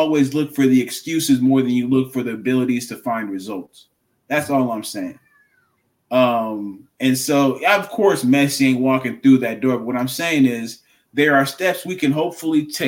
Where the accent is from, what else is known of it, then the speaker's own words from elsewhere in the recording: United States; I'm from America